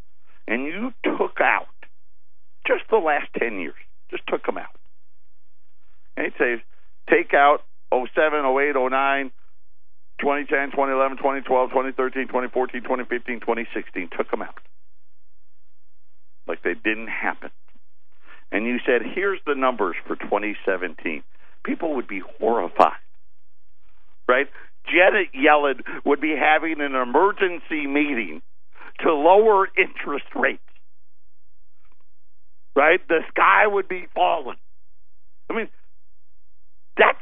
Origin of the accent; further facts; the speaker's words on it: Syracuse, New York, United States; I was born and raised in Syracuse